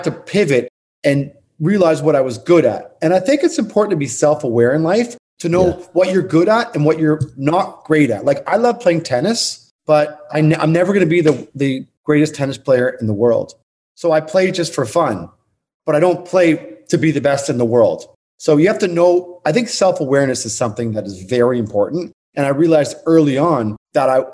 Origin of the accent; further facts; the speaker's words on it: Toronto, Ontario, Canada; moved away as an adult; now in New York, United States; I'm originally from Toronto. And I moved to New York in 1994